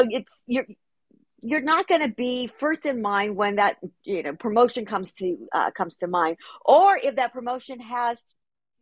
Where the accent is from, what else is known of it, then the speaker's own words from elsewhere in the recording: Los Angeles, California, United States; I'm born and raised in Los Angeles